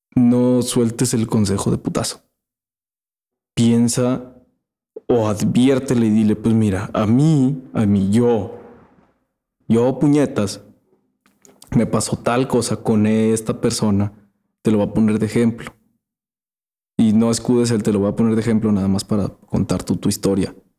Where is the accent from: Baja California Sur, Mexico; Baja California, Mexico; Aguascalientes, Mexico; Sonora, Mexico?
Aguascalientes, Mexico; somos de Aguascalientes